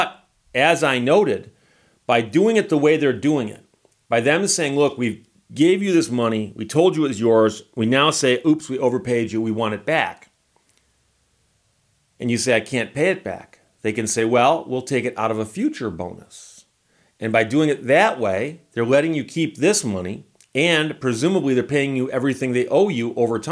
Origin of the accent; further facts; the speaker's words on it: Michigan, United States; I'm from Michigan